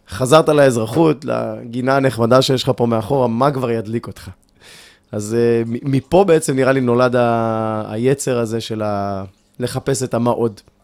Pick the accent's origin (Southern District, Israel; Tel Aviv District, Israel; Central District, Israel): Southern District, Israel; Ashkelon; גדלתי באשקלון וגלשתי